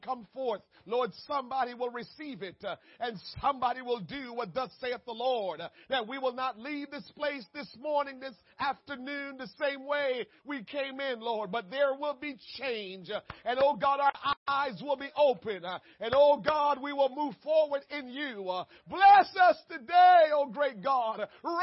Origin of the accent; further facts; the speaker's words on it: Jamaica; moved away; I was born and raised in Jamaica